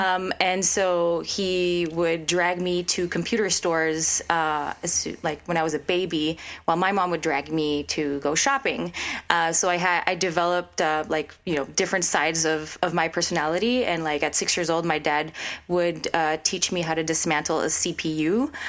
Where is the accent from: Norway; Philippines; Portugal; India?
Philippines; moved away; also born or lived in France; So I grew up in the Philippines in the French community. I went to the French school. I'm half French, half Filipino. It was the expat community, diplomats and expat kids.